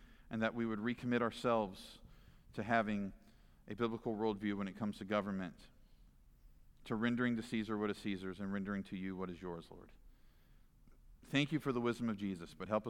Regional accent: Virginia, United States; in the great state of Virginia

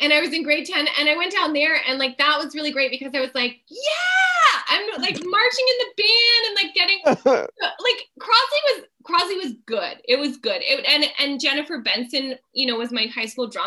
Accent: Fonthill, Ontario, Canada; I grew up in Font Hill, which was, you know, a pretty conservative place to grow up

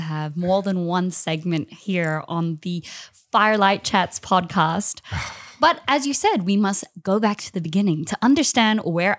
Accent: Singapore; born there; I was born in Singapore. And people go, why? Mm. I was like, well, my mom is Taiwanese. My dad's Australian. Singapore is exactly right in the middle.

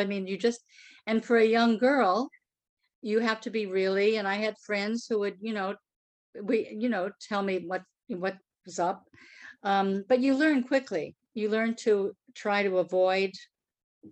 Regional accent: Royal Oak, Michigan, United States; moved away; also born or lived in New York; my hometown, Royal Oak

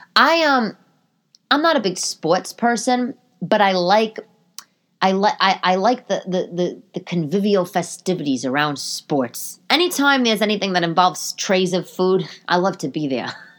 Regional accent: New York City, New York, United States; I'm from Staten Island

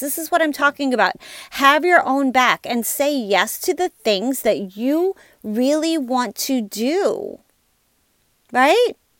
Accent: Louisiana, United States; I'm from Louisiana

